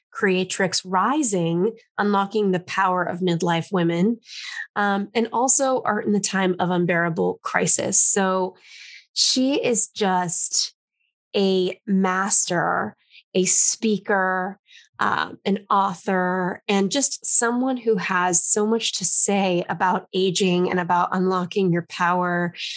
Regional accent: Los Angeles, California, United States; now in New York, United States; I grew up in Los Angeles and I live in New York now

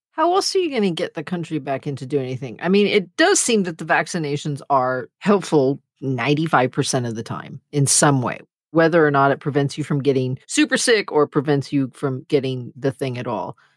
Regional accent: United States; as an American

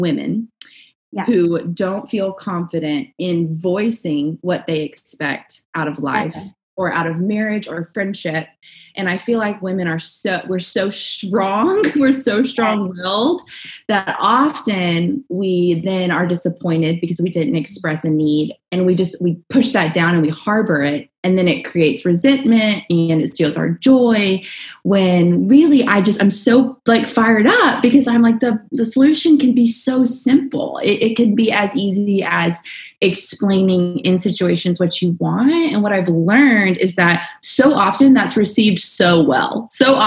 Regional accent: the South, United States; I was raised in the South

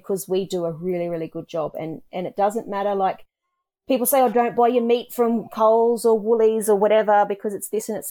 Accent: Australia; we as Australian farmers

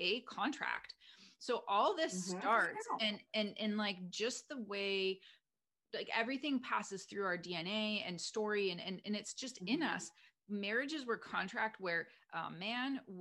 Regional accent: Canada; moved away as an adult; now in United States; I'm Canadian. I'm living in the US.

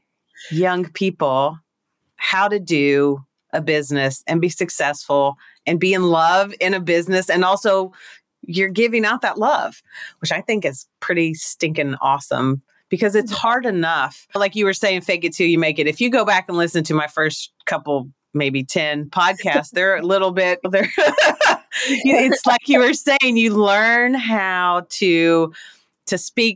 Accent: Kentucky, United States; moved away; I came from Kentucky, which is a place where you trade chickens for services

